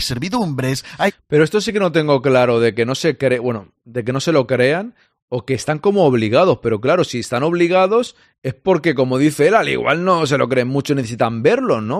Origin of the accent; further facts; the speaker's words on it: Spain; los que somos españoles jugamos en la selección española